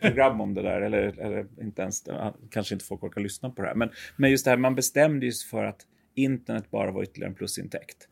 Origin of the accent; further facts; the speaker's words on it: Sweden; vi som, som svenskar